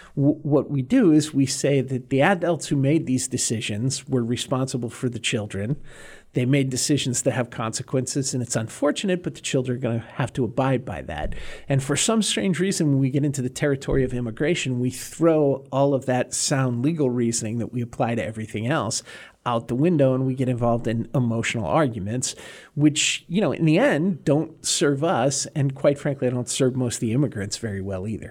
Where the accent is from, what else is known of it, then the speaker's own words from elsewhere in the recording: north of Boston, Massachusetts, United States; I grew up in Massachusetts on the ocean north of Boston